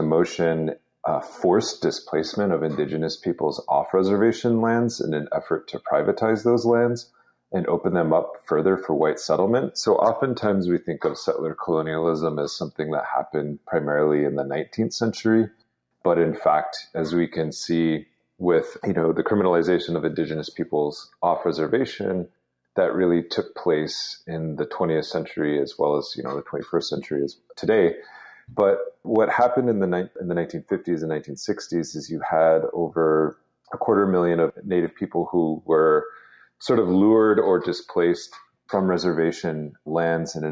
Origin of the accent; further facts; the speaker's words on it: Lower Brule Sioux Tribe, South Dakota, United States; also born or lived in Albuquerque, New Mexico; from the Lower Rural Sioux Tribe in South Dakota